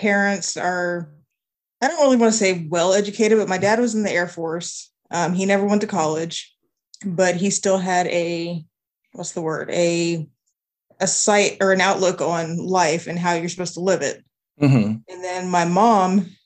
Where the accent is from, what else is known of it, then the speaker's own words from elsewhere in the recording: Altus, Oklahoma, United States; I grew up in Altus, Oklahoma, which is in the southwest corner of Oklahoma, about 10 miles from the Texas border